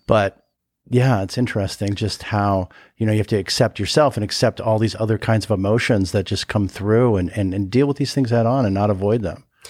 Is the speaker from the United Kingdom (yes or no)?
no; Los Angeles, California, United States; I grew up in Studio City, California, in, in L